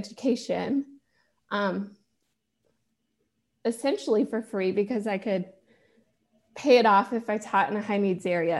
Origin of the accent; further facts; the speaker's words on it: Georgia, United States; I'm in Georgia and I grew up in Georgia